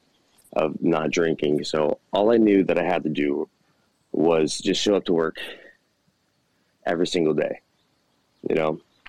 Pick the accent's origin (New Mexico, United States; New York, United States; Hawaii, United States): Hawaii, United States; I'm from Hawaii